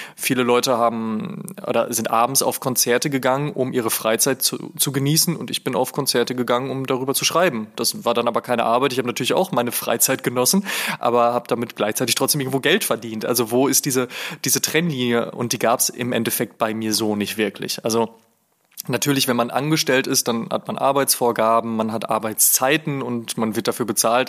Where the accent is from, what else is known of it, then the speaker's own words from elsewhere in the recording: Oelde, North Rhine-Westphalia, Germany; Ich komme aus einer Kleinstadt namens Oelde